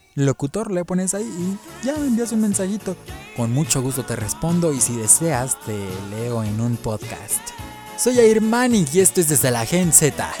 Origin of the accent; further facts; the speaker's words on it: Mexico; así somos los varones mexicanos